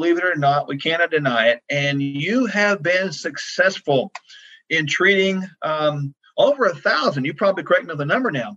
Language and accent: English; Oklahoma, United States; I'm from Oklahoma